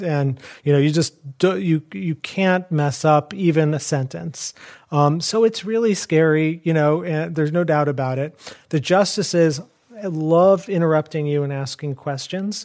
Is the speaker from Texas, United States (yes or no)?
no; Chicago, Illinois, United States; I grew up in Chicago.